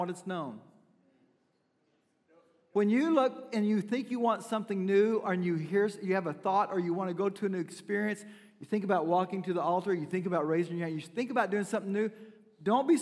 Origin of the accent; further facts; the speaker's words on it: Mena, Arkansas, United States; moved away; also born or lived in Fort Smith, Arkansas; I was born in Fort Smith, raised in Mena